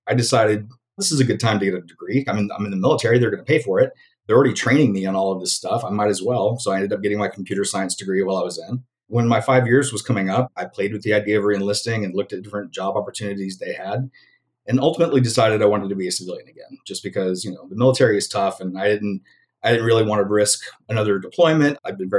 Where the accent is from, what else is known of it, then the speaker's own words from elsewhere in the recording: Alabama, United States; moved away; also born or lived in Los Angeles / Chicago; They didn't know that I was from Alabama because I lost my accent somewhere along the way. I was told later that if they knew I was from Alabama, I would have never got that job.